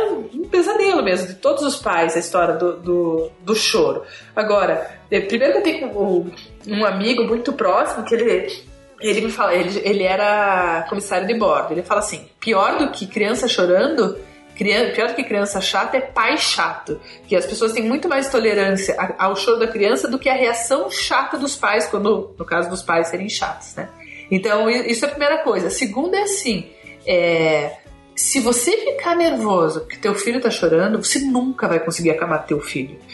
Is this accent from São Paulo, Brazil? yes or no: no; Curitiba, Paraná, Brazil; sou de Curitiba, nasci em Curitiba, moro em Curitiba